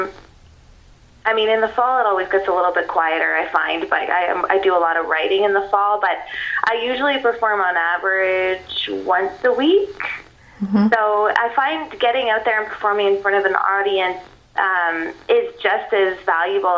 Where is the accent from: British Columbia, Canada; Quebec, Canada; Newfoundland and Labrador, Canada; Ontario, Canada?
Ontario, Canada; Wasaga Beach; I grew up on Masega Beach.